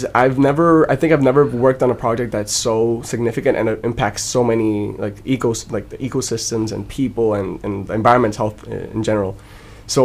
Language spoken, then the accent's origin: English; Puerto Rico; I come from Puerto Rico, and I study at the University of Puerto Rico and Mayagüez.